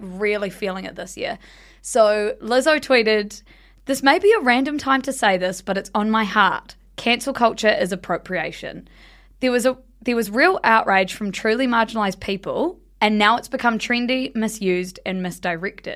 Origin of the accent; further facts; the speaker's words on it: South Island, New Zealand; we grew up in the South Island